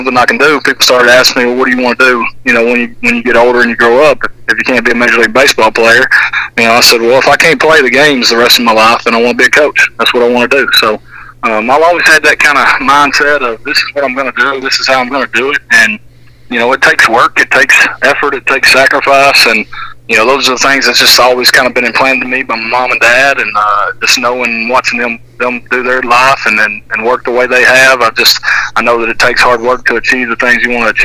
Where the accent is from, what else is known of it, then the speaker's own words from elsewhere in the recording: Tatum, Texas, United States; being an East Texas boy most of my life, I grew up in Tatum.